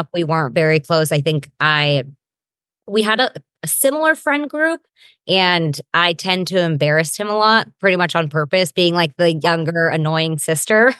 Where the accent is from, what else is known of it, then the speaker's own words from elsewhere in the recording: Granite Bay, California, United States; now in Southern California, United States; I grew up in Granite Bay, California. It's like a suburb